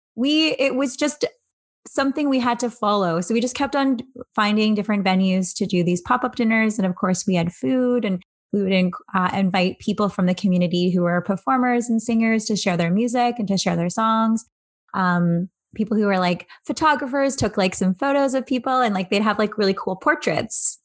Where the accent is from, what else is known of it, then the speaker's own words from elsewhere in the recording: Angus, Ontario, Canada; also born or lived in Barrie, Ontario; now in Toronto, Canada; I was born in Barrie, Ontario, moved to Angus, Ontario